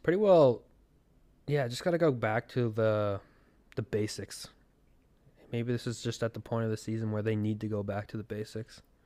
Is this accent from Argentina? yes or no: no; Canada; As a Canadian